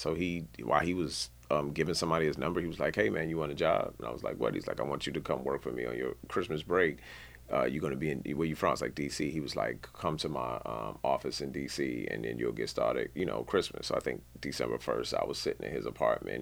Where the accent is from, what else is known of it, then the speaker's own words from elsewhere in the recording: Knoxville, Maryland, United States; also born or lived in Washington, D.C.; born in D C, raised pretty much primarily in Knoxville, Maryland, which is, uh, you know, uh, two minutes outside of Southeast D C